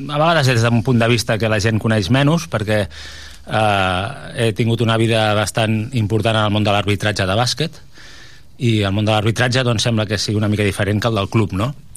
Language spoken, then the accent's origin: Catalan; Tarragona, Catalonia, Spain; Bueno, jo sóc un tarragoní ben orgullós. Jo sóc una persona de Tarragona, vaig néixer a Tarragona, he crescut a Tarragona